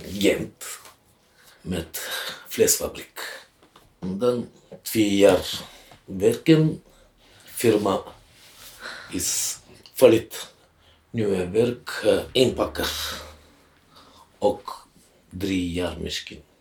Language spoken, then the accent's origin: Dutch; Bulgaria; Dutch is a second language; moved away as an adult; now in Ghent, Belgium; Ik kom uit Bulgarije. 2013 starten werk Gent met flesfabriek dan twee jaar werken